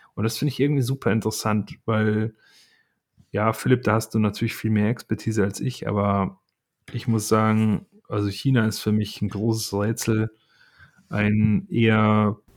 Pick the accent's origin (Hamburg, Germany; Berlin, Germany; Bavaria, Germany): Berlin, Germany; als Berliner